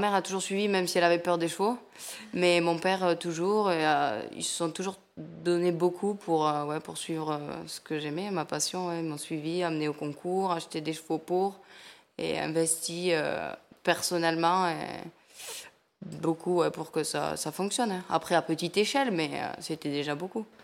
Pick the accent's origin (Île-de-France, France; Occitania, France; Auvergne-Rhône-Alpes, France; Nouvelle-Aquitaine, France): Occitania, France; a small village near Lourdes; accent: south-western; je suis du sud-ouest de la France, un petit village à côté de Lourdes